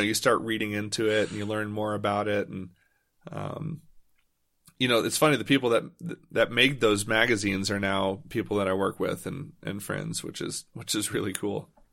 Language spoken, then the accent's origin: English; Louisville, Kentucky, United States; I grew up in Louisville, Kentucky, which actually was a pretty great place to ride bikes